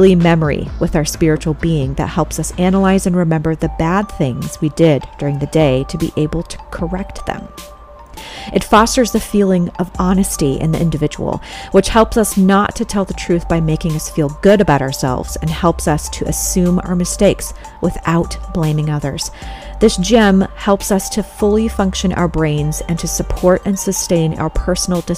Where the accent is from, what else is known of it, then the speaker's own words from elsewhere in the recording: California, United States; I'm from California